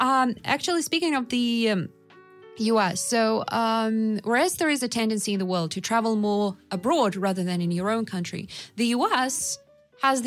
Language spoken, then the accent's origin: English; Russia; for Russians